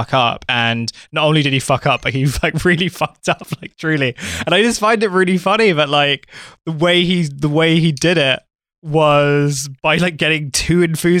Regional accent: Canada; I am a Canadian as well.

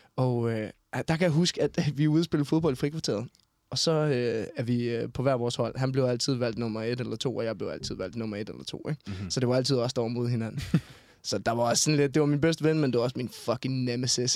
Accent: Denmark; moved away as an adult; also born or lived in Copenhagen; hvor jeg kommer fra, så skal man, så skal man jo starte tilbage i Skelskør i Vestjylland

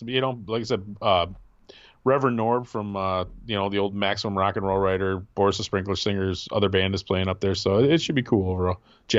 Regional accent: Wisconsin, United States; now in Michigan, United States; I grew up in Wisconsin. I've never been to Green Bay.

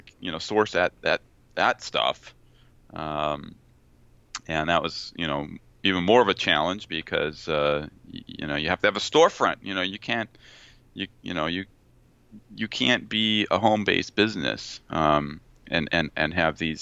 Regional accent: Placentia, California, United States; I grew up in Placentia, California, near Yorba Linda, Brea area

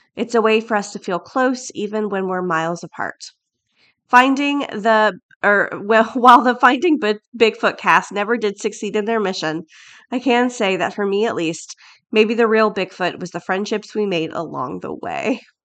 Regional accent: Florida, United States; I'm from Florida. That's where I was born and bred, born and raised.

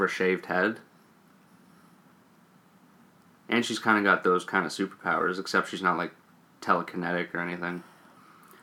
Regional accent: Canada; We're Canadian.

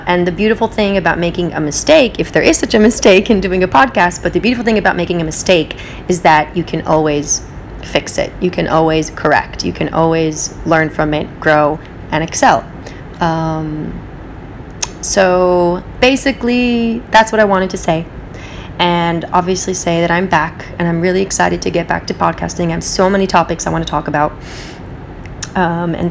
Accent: West Coast, United States; also born or lived in Israel; now in New York, United States; I live in New York, I grew up on the West Coast, I lived in Israel

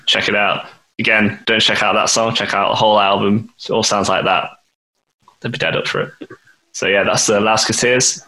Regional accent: Nottingham, East Midlands, United Kingdom; we're from Nottingham

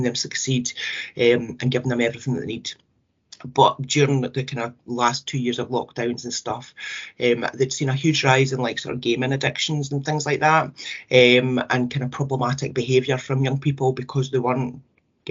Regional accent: Scotland, United Kingdom; us as Scottish families

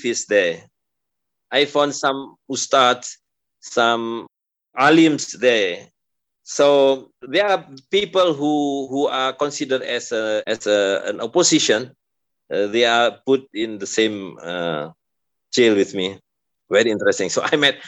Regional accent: Depok, West Java, Indonesia; in Depok, in my hometown

